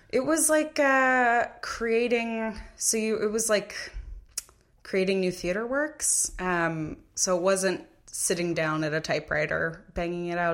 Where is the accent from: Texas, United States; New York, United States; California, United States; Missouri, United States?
New York, United States; Massapequa; I'm from Massapequa, Long Island, New York